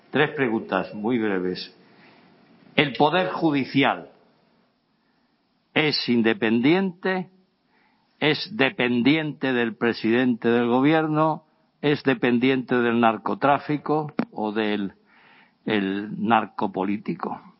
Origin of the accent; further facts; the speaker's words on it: Spain; pedir perdón por como español.